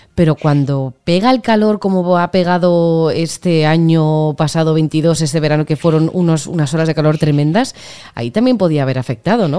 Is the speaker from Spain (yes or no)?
yes; Pamplona, Navarre, Spain; yo soy de Pamplona